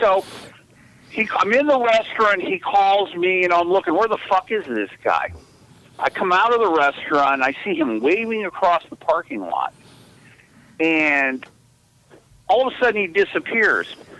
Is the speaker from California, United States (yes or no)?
yes; Los Angeles, California, United States; I'm from the San Fernando Valley